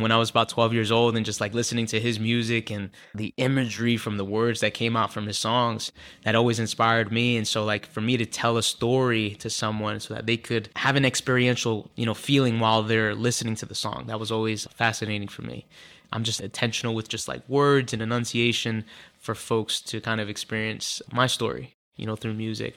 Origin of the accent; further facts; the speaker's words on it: Philadelphia, Pennsylvania, United States; also born or lived in Leominster, Massachusetts; just was raised in Philadelphia all my life by a single mother